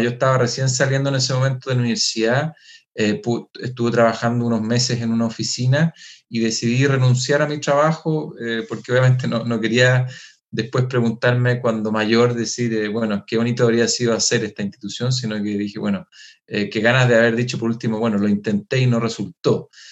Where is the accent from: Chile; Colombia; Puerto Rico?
Chile; nosotros como, como chilenos ocupamos palabras que quizás no se van a entender